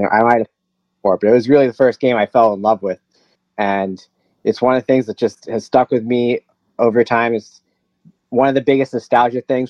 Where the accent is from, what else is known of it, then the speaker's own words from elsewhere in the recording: New Rochelle, New York, United States; I was born in New Rochelle